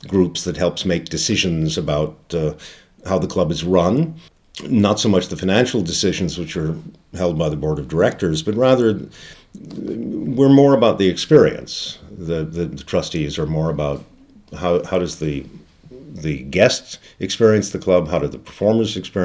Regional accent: Boston, Massachusetts, United States; moved away as an adult; now in Los Angeles, United States; I was raised mostly in the Boston area, which is on the northeast part of the U.S., with the exception of 2 years spent living abroad

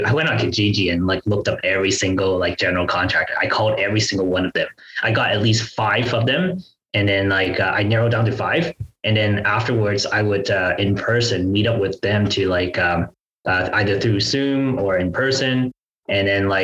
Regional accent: Ottawa, Ontario, Canada; my hometown in Ottawa

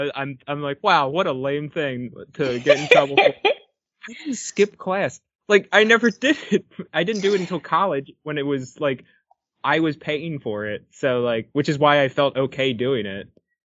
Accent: Barrington, New Jersey, United States; I come from Barrington, which is a small town in New Jersey

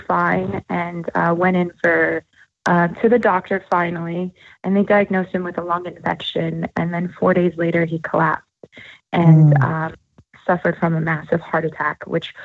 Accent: Thornton, Colorado, United States; I am from Thornton, Colorado, and which is just outside of Denver

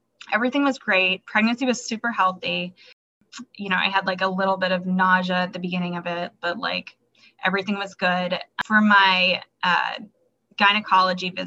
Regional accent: Florida, United States; moved away as an adult; also born or lived in Hawaii; now in Baltimore, United States; I'm originally from Florida

